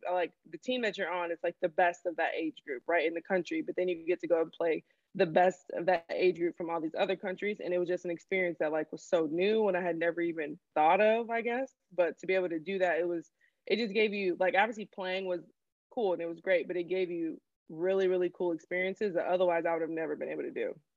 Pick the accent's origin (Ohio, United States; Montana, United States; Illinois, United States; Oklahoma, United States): Illinois, United States; Bolingbrook; also born or lived in Grand Rapids, Michigan; I was born in Grand Rapids, Michigan. That's where mm-hmm. my family is from. And then um, when I was like five, we moved to Illinois. And so I'd say like my hometown is Bolingbrook, Illinois